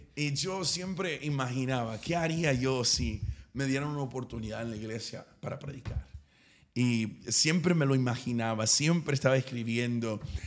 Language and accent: Spanish; East Texas, United States; yo soy de East Texas, soy de una ciudad demasiado pequeña